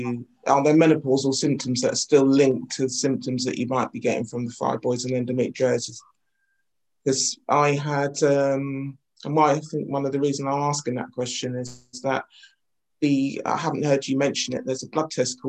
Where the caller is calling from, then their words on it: London, United Kingdom; I'm coming in from Northwest London.